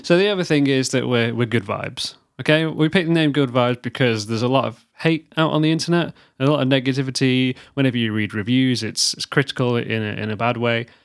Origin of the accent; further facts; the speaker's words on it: United Kingdom; we're British